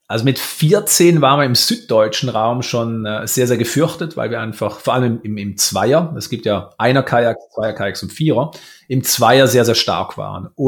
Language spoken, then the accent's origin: German; Romanshorn, Thurgau, Switzerland; Ich bin in Romanshorn aufgewachsen, am schönen Bodensee.